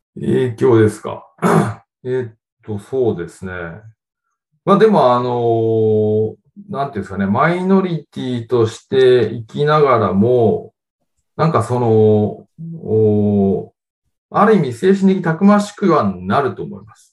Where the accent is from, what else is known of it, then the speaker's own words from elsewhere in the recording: Japan; 日本で、えー、生まれ育ちました